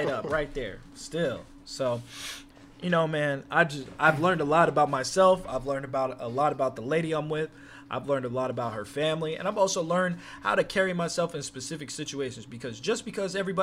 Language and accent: English; California, United States; I'm from California. We got mountains, bro. We got mountains here.